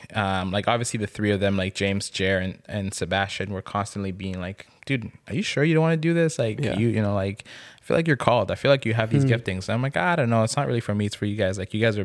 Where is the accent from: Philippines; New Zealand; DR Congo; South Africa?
DR Congo; now in Canada; Growing up in Congo.